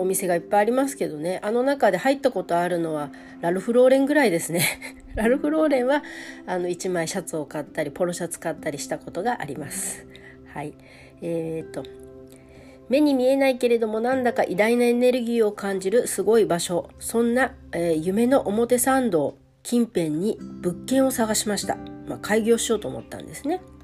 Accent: Hokkaido, Japan; moved away as an adult; now in Tokyo, Japan; 北海道から上京して

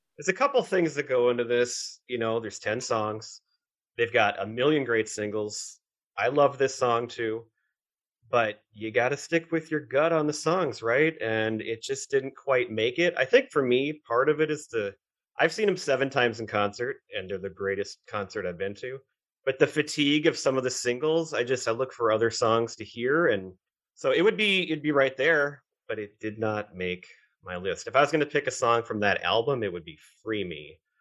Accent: Minnesota, United States; We grew up in Minnesota

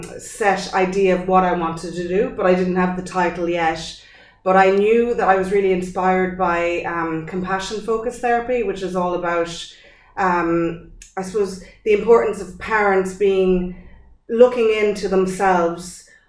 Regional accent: France; born there; so I was born in France.

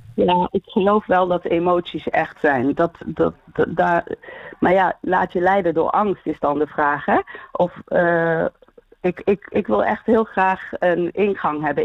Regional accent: Eindhoven, North Brabant, Netherlands; now in Houten, Netherlands; ik ben geboren en getogen in Eindhoven, maar mijn ouders zijn allebei geboren in Marokko

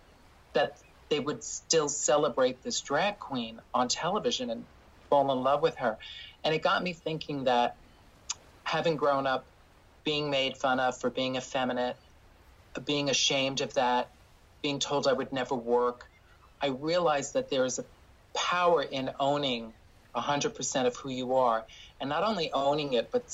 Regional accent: New York City, New York, United States; accent: Bronx; I grew up in the Bronx in New York City.

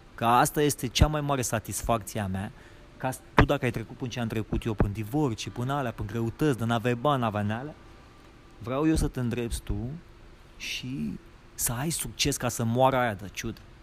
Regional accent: Romania; moved away as an adult; now in Los Angeles, United States

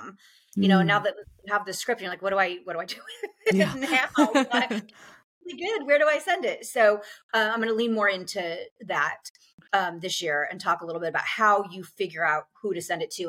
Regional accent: Nebraska, United States; moved away as an adult; I grew up in Nebraska, and at the time that I was growing up, I was a child in the 80s

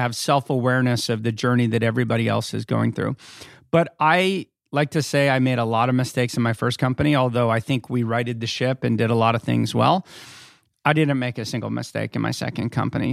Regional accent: Northern California, United States; also born or lived in Philadelphia; now in Los Angeles, United States; I grew up in California. I grew up in Northern California

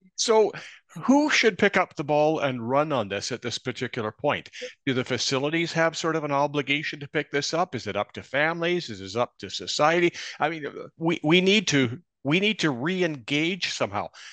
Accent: Kamloops, British Columbia, Canada; my hometown of Kamloops, British Columbia.

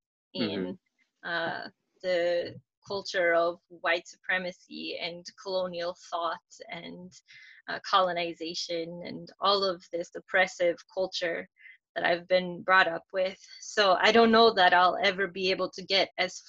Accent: Minnesota, United States; now in Florida, United States; my education growing up in Minnesota

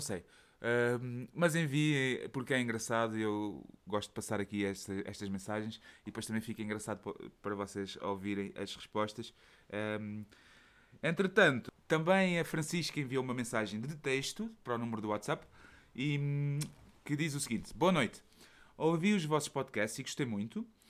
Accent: Setúbal, Portugal; accent: Portuguese; moved away as an adult; now in Belgium; a minha terra natal, Setúbal

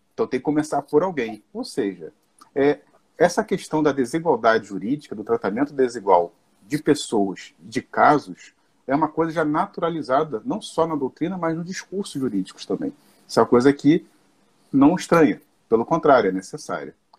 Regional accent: Nova Iguaçu, Rio de Janeiro, Brazil; eu sou aqui né, do Rio de Janeiro, sou de Nova Iguaçu, da cidade de Nova Iguaçu

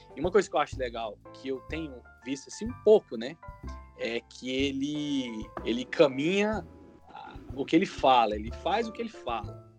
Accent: Goiânia, Goiás, Brazil; moved away as an adult; also born or lived in Chicago; now in United States; Eu nasci em Goiânia

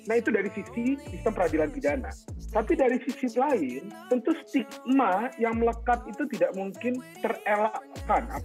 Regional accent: Bengkulu, Indonesia; bahkan di kota saya kecil sampai SMA ya di Bengkulu di kabupaten saya pula tempat saya tinggal dan besar

